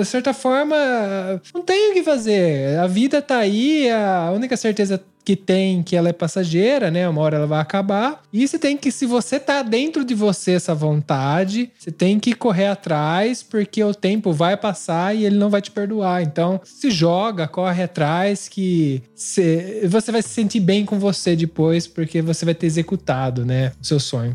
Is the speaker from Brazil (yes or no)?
yes; interior of São Paulo, Brazil; moved away as an adult; also born or lived in São Carlos; now in Italy; a gente vem do interior de São Paulo